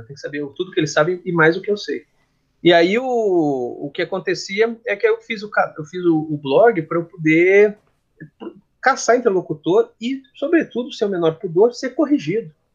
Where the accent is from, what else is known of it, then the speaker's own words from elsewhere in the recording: Gaúcho, Rio Grande do Sul, Brazil; eu sou gaúcho, né, eu falo cancha